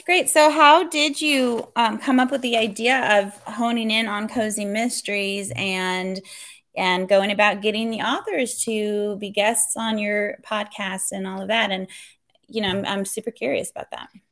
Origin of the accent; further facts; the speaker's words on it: California, United States; moved away; also born or lived in Texas; I was born and raised in California, moved to Texas, and now we're here